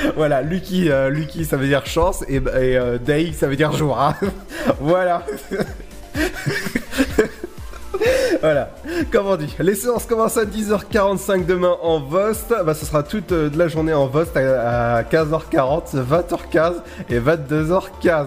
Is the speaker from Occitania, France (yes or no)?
no; Brittany, France; je suis breton